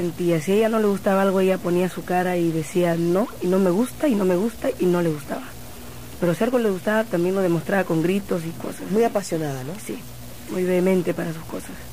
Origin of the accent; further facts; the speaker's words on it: Lima, Peru; moved away; en Lima mismo nací.